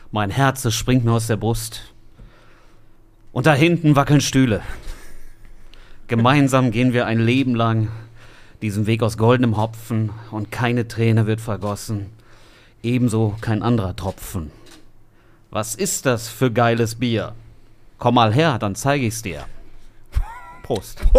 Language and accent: German; Bottrop, North Rhine-Westphalia, Germany; born there; ich bin hier um die Ecke geboren im Marienhospital.